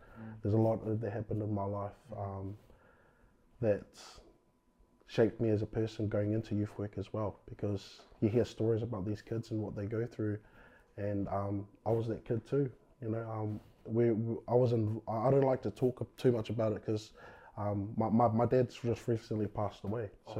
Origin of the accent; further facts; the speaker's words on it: Christchurch, Canterbury, New Zealand; Born and bred in Christchurch. Yep. So I've been here all my life